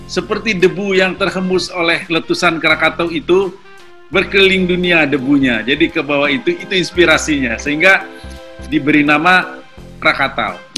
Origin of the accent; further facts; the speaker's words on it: Bandung, West Java, Indonesia; saya sebetulnya dari kecil yang saya kenal adalah alat musik tradisional khususnya Sunda karena saya lahir di Bandung dan lokasi kediaman keluarga kami itu persis berada di bawah eh di belakang dari sebuah kampus seni